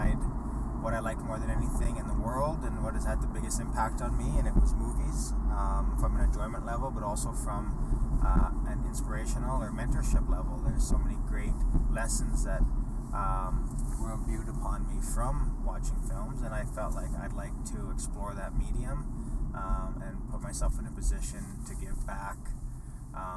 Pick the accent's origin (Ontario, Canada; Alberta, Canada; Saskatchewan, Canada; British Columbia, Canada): Alberta, Canada; Edmonton; growing up in Edmonton